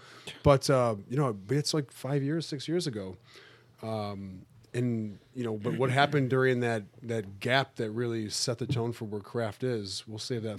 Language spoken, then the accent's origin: English; Buffalo, New York, United States; Well, I came from Buffalo.